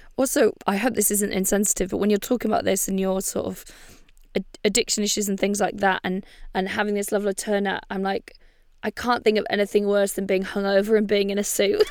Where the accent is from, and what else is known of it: Bangor, Wales, United Kingdom; born or raised there